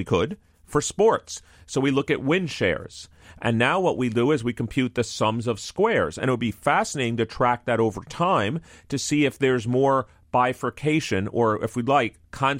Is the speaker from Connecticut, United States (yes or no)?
no; New York, United States; since I grew up in New York.